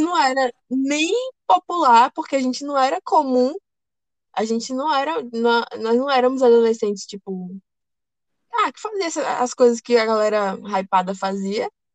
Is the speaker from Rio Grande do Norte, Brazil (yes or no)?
no; Ilhéus, Bahia, Brazil; also born or lived in Rio de Janeiro; eu me mudei do Rio de Janeiro para cá, né, para Ilhéus. E aí eu estudei numa escola dois anos